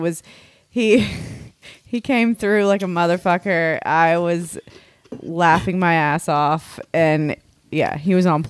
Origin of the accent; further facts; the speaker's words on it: United States; I'm American.